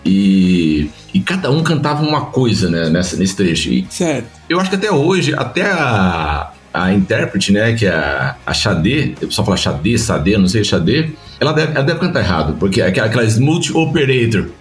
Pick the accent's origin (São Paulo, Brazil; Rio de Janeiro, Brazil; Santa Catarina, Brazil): São Paulo, Brazil; São José dos Campos; eu saí da ITEP nessa época para o mercado de trabalho já com 6 mil desempregados em São José dos Campos